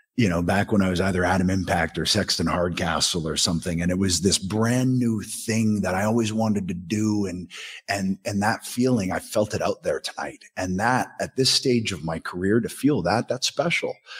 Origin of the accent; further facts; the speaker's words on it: Southern Ontario, Canada; I'm a kid from Southern Ontario